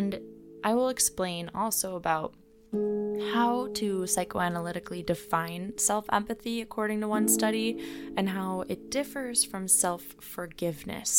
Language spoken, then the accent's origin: English; Midwest, United States; we're all from the Midwest